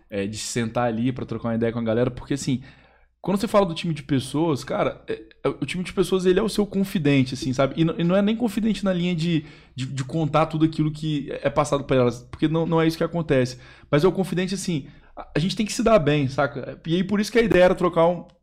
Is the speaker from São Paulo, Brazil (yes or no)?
no; Espírito Santo, Brazil; Pedro é capixaba, eu sou capixaba também.